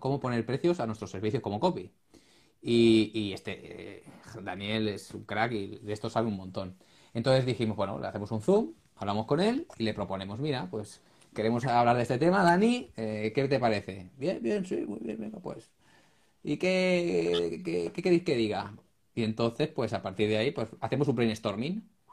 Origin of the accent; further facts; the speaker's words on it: Ripollet, Catalonia, Spain; yo es que soy de Ripollet, yo vivo aquí, en, estoy al lado de Barcelona